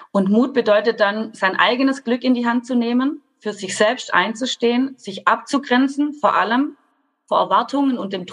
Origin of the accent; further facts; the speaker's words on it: Baden-Württemberg, Germany; ich komme aus Baden-Württemberg, das hört ihr bestimmt an meinem Dialekt.